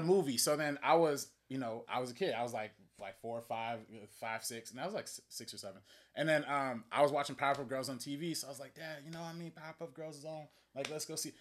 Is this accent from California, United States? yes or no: yes; Compton, California, United States; I'm from the hood. I'm from Compton